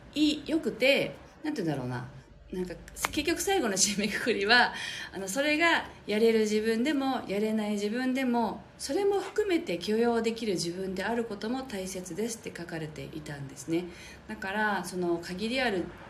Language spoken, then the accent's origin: Japanese; Japan; この地に生まれたからそれをやっぱりね使いこなすというかそれが私たちの言語なので